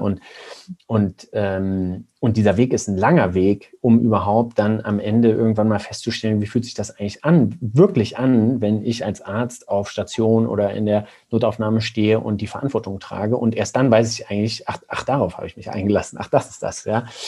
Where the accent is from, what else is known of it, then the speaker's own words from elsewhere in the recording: Germany; als Deutsche